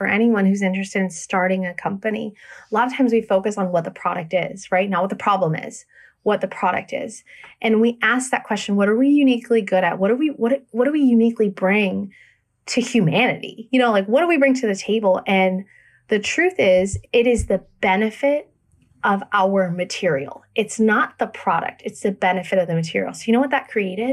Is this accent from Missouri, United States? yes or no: no; Fredericksburg, Virginia, United States; moved away as an adult; also born or lived in Minnesota / San Francisco; now in Memphis, United States; So we were born and raised in Virginia, Fredericksburg.